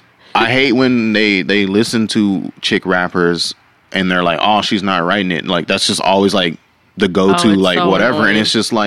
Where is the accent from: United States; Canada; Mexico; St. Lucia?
United States; Fort Worth, Texas; I'm from Fort Worth